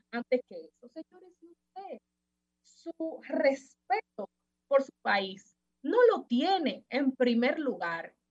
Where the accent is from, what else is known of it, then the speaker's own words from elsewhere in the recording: Dominican Republic; Si nosotros como dominicanos, ya para finalizar, no amamos a República Dominicana